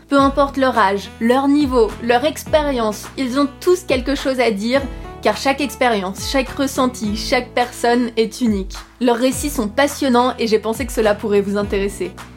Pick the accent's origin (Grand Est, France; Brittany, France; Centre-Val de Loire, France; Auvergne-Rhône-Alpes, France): Centre-Val de Loire, France; Courtenay; Je suis originaire de Courtenay, petit village au fin fond du Loiret